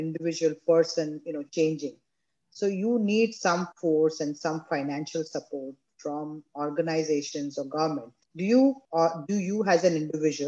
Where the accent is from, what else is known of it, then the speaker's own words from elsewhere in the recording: India; growing up in India, we used to go to Mathuran